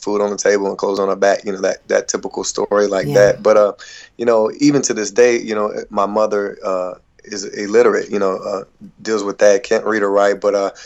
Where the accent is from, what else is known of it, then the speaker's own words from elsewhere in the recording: Hickory, North Carolina, United States; I'm originally from Hickory, North Carolina